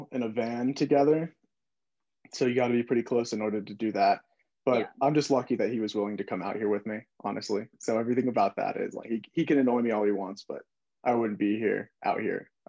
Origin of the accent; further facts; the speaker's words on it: Florida, United States; moved away as an adult; now in Colorado, United States; I'm from Florida